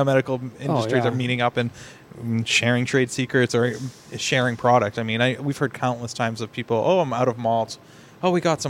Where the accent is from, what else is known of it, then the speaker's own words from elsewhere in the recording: North Shore, Merrimack Valley, Massachusetts, United States; We come from the North Shore, Merrimack Valley area